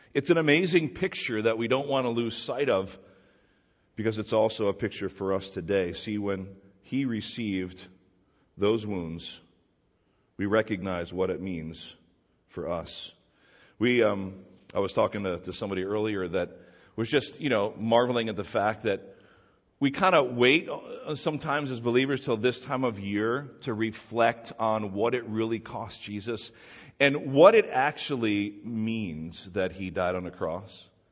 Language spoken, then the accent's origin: English; New Jersey, United States; we're all people from New Jersey